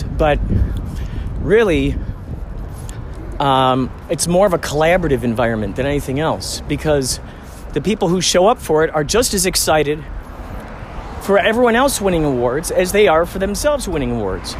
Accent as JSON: {"language": "English", "town": "Chicago", "region": "Illinois", "country": "United States", "moved": "yes", "lives_now": "California, United States", "said": "I'm from the Chicagoland area"}